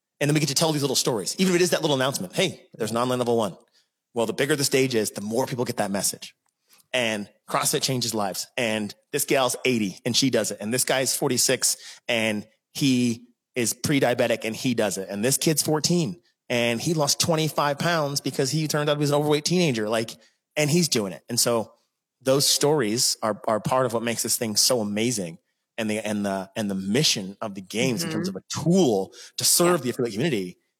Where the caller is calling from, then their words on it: San Diego, California, United States; So you know I'm calling in from San Diego, right?